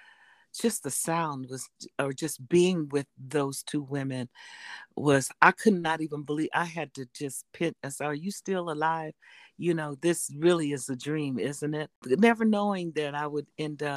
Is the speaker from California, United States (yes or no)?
yes; Fresno, California, United States; also born or lived in Texas; now in Oakland, United States; I was raised in California. I was born in Texas, but I was raised in California since a baby